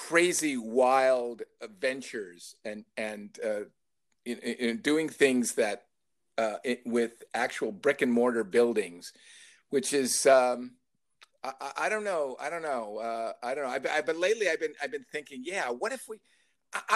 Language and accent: English; a suburb of Chicago, Illinois, United States; growing up in Illinois, in a suburb of Chicago